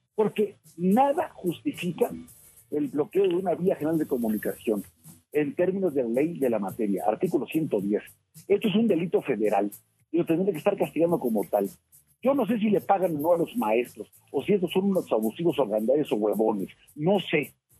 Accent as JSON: {"language": "Spanish", "country": "Mexico", "said": "como mexicanos"}